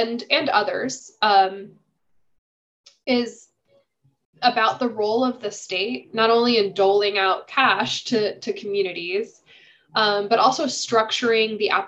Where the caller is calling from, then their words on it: Illinois, United States; I'm calling in from Illinois.